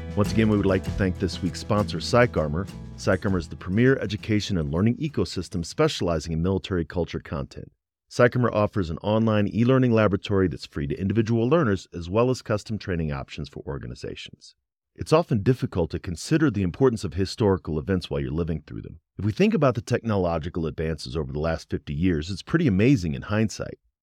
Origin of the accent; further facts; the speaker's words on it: Midwest, United States; I grew up in the Midwest, but then I also had a 22 year military career